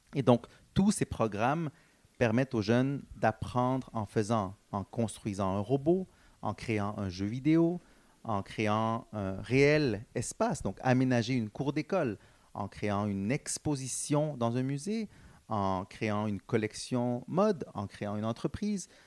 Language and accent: French; Montreal, Quebec, Canada; born or raised there; also born or lived in Guatemala / Dallas, Texas